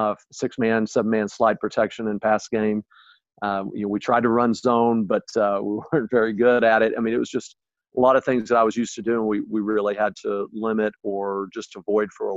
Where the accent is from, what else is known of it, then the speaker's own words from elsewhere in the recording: Oklahoma, United States; also born or lived in Texas; now in Illinois, United States; growing up in Oklahoma and living in Texas and having coached in Texas for a while